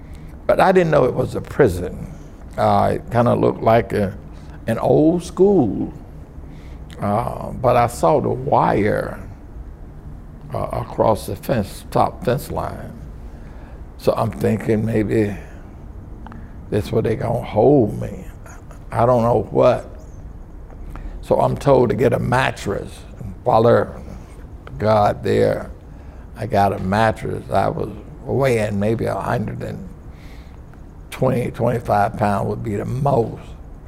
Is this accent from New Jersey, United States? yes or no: no; Milwaukee, Wisconsin, United States; born there; I was born in Milwaukee, Wisconsin.